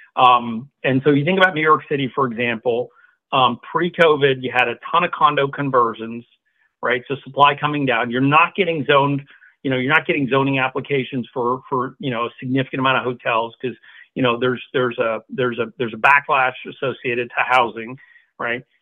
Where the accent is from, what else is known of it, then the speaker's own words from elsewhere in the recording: Singapore; moved away as an adult; now in United States; I was born in Singapore, grew up in Singapore